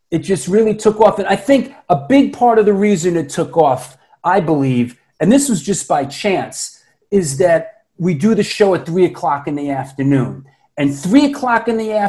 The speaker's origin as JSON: {"language": "English", "town": "New York City", "region": "New York", "country": "United States", "tie": "born or raised there", "also_born_or_lived": "Boston, Massachusetts", "said": "I'm born in Queens, New York. You know, I grew up in Queens, Manhattan, and the Bronx. And then at 18, I went to Boston to go to college at Emerson College to study acting."}